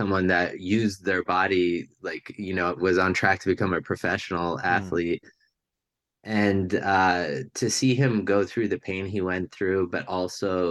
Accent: Hunterdon County, New Jersey, United States; I grew up in a pretty rural part of New Jersey at the time, Hunterdon County, New Jersey

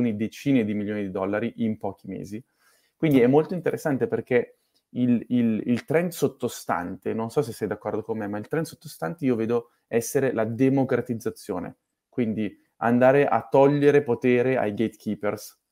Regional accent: Milan, Lombardy, Italy; sono nato a Milano

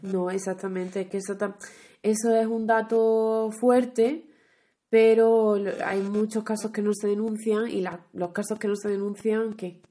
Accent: Huelva, Andalusia, Spain; accent: western Andalusian; moved away; yo que soy de Huelva, pues por esa zona, en vez de vosotros, usamos ustedes

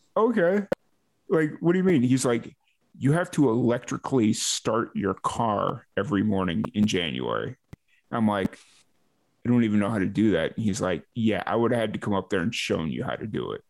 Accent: Chicago, Illinois, United States; now in Waco, Texas, United States; I grew up in Chicago like I dealt with the the lake effect snow

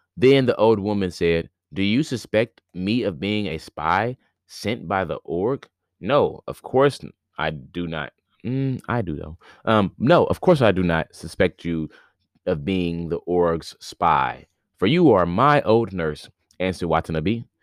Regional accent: Indiana, United States; now in near New York City, United States; Today is my last day here in my hometown

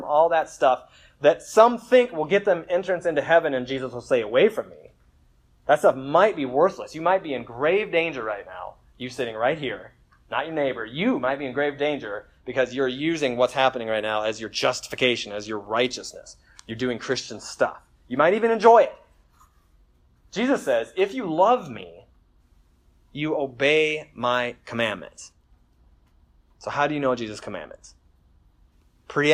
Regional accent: United States; as Americans

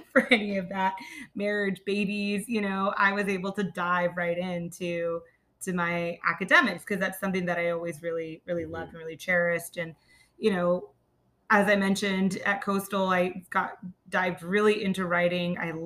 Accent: Myrtle Beach, South Carolina, United States; Growing up in Myrtle Beach, that was interesting because, you know, my mother was British

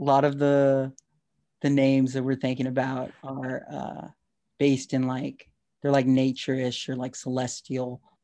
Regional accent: Texas, United States; I'm from Texas

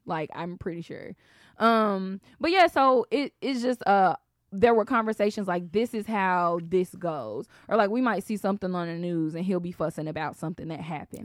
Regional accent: Atlanta, Georgia, United States; I'm from Atlanta

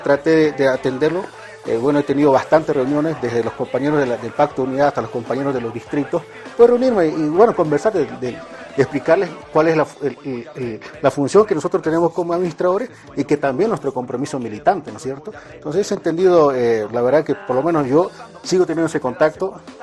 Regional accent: Bolivia; moved away as an adult

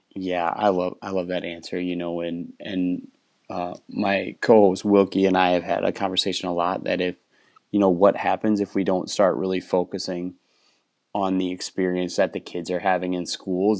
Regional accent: Wisconsin, United States; moved away as an adult; also born or lived in Minnesota; now in Texas, United States; I grew up in Wisconsin

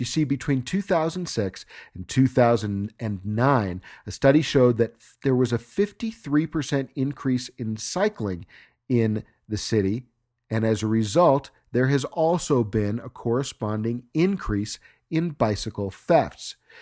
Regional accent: United States; being an American

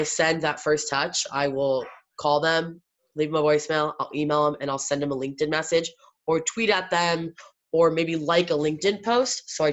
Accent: Iowa, United States; I was born in Iowa

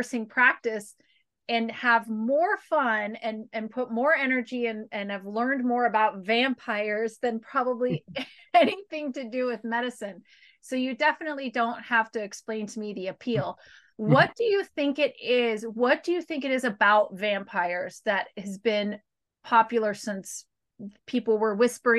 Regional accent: the South, United States; growing up in the South where I did

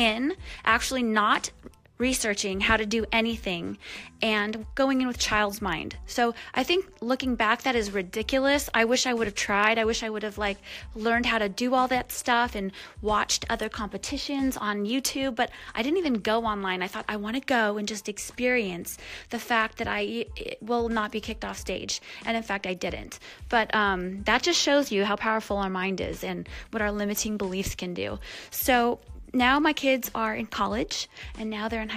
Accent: Michigan, United States; I lived with my family growing up in Michigan

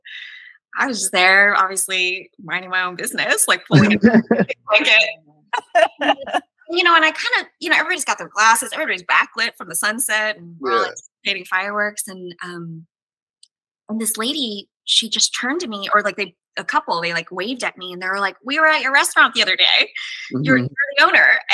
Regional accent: the South, United States; moved away; I'm from the South

